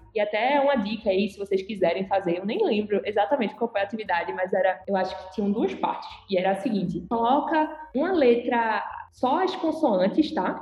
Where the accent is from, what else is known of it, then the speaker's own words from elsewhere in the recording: Recife, Pernambuco, Brazil; eu sou aqui de Recife